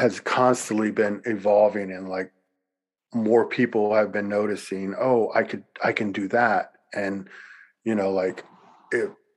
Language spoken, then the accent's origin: English; Louisiana, United States; moved away as an adult; where I grew up in Louisiana